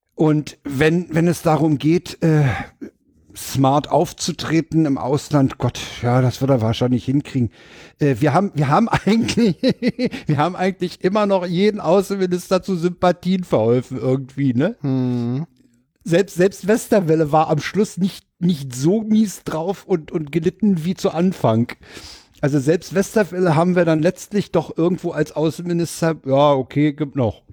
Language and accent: German; Berlin, Germany; als Berliner